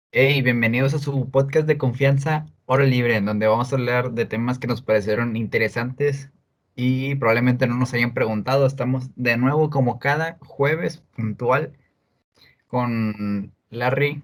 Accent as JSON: {"language": "Spanish", "town": "Monterrey", "region": "Nuevo León", "country": "Mexico", "said": "también ser regio, güey, como que esté de Monterrey, se sabe la madre, soy de Monterrey"}